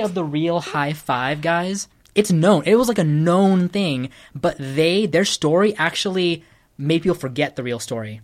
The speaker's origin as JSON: {"language": "English", "region": "California", "country": "United States", "also_born_or_lived": "Sri Lanka", "said": "I identify being California"}